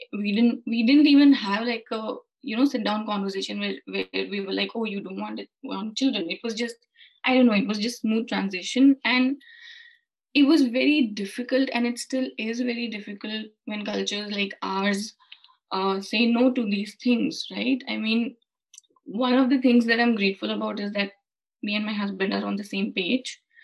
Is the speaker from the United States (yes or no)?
no; India; moved away as an adult; now in United Kingdom; I'm originally from India. Mm-hmm. Uh, and we moved to the UK last year